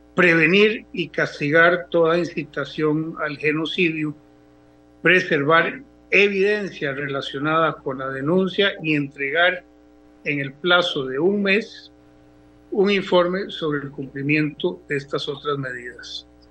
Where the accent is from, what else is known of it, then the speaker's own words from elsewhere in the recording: Costa Rica; como los costarricenses